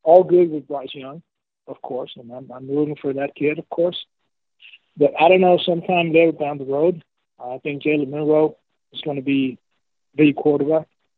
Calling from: Medellin, Antioquia, Colombia; I'm calling from Medellin, Colombia, but Colombia, South America.

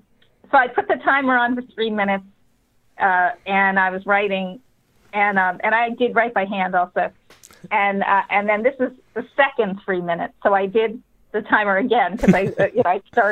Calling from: Bear Island, New Hampshire, United States; I am on Bear Island on Lake Winnipesaukee. So I'm on an island in a house.

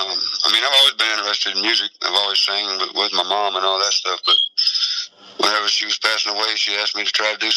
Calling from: Pennsylvania, United States; I'm calling from Pennsylvania.

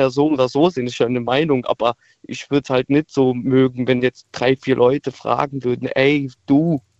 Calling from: Trier, Rhineland-Palatinate, Germany; Ich bin aus Trier, hi.

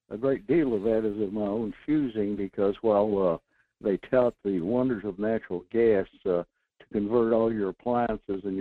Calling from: Fairbanks, Alaska, United States; Good morning. This is …. I'm calling from Fairbanks.

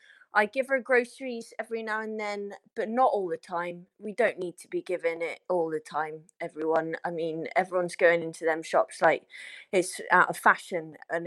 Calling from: Barnstaple, South West England, United Kingdom; I'm calling from Devon today.

